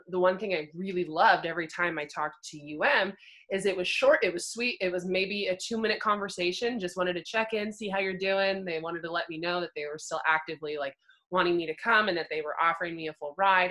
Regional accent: Bend, Oregon, United States; moved away as an adult; also born or lived in Montana; now in Colorado, United States; I grew up in Oregon, grew up in Bend. I lived there on my entire life until I decided to move to Montana

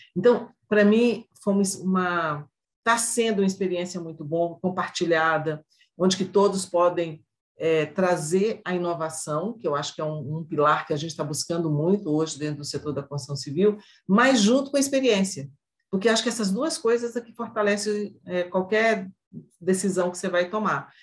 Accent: northern Minas Gerais, Brazil; moved away as an adult; also born or lived in Belo Horizonte; now in northern Paraná, Brazil; eu sou mineira, né? Eu nasci no interior de Minas, sou do norte de Minas, mas como todo interiorano vai para a capital e vai estudar

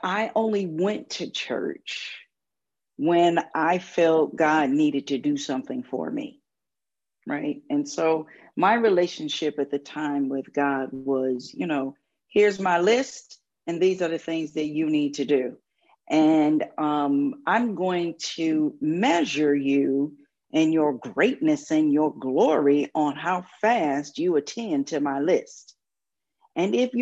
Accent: Waukegan, Illinois, United States; I grew up in the Catholic Church in Waukegan, Illinois

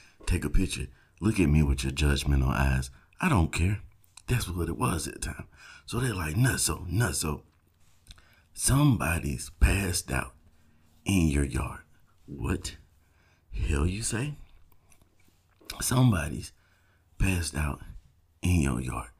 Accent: South Georgia, United States; I grew up in South Georgia

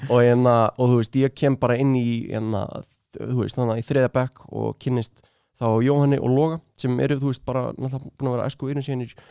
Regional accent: Reykjavík, Capital Region, Iceland; ég var í úlingadældi í austubæðskóla

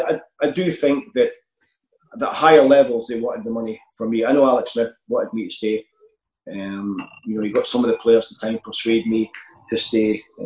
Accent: Scotland, United Kingdom; So I knew that being Scottish helped me.

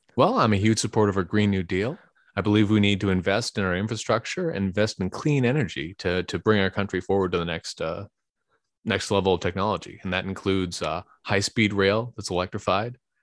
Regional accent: Bay Area, California, United States; also born or lived in Livermore / San Carlos / Pasadena; now in San Francisco, United States; I grew up in the Bay Area

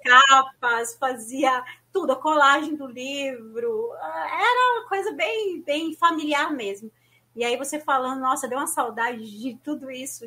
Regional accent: São Paulo, Brazil; na minha região, eu sou de São Paulo, né? E assim, não tinha praia

